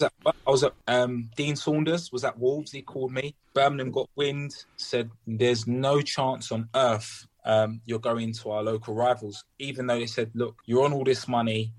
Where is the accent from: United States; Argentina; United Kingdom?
United Kingdom; London; I grew up in Peckham